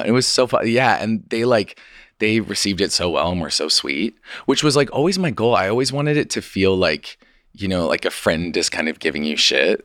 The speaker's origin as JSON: {"language": "English", "region": "Idaho", "country": "United States", "moved": "yes", "said": "I'm from Idaho, and so I was in Idaho with my parents"}